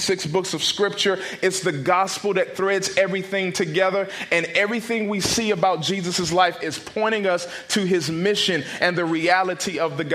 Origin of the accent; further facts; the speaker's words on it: Raleigh, North Carolina, United States; I'm from Raleigh, North Carolina